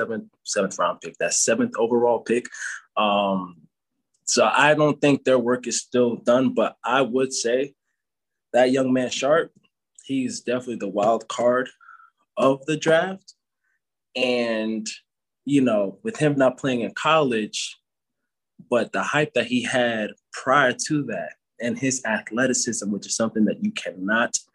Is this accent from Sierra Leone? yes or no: no; Jamaica; I'm Jamaican.